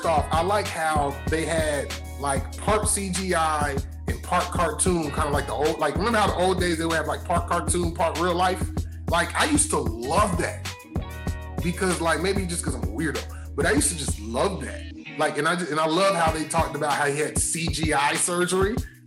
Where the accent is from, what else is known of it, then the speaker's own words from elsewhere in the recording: Atlanta, Georgia, United States; … because I'm from Atlanta.